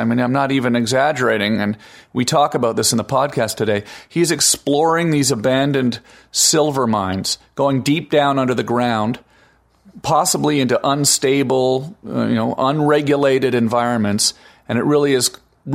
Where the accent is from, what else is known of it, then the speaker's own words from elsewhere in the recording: Canada; now in United States; I am Canadian, after all, and American